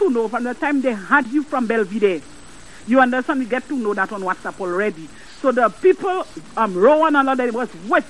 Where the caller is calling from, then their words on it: Canaries, St. Lucia; I'm calling from Canaries.